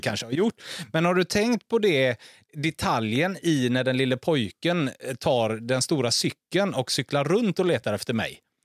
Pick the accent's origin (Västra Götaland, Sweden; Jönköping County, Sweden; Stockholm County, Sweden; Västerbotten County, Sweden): Västra Götaland, Sweden; Gothenburg; hemma i Torslanda